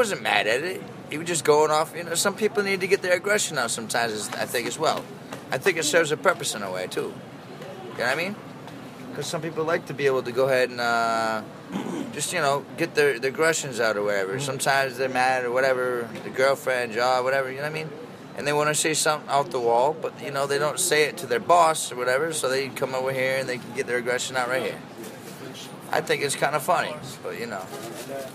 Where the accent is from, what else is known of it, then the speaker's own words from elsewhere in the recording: Maine, United States; also born or lived in Colorado; now in New York City, United States; I'm from the country originally. I'm from Maine originally